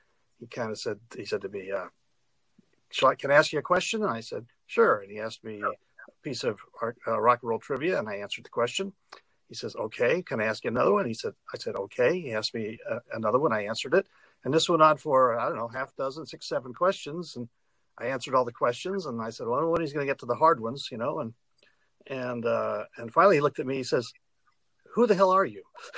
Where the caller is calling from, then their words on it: Chicago, Illinois, United States; I'm calling you from Chicago, where I live in downtown Chicago. And I see I'm in the basement of my house that was built in 1886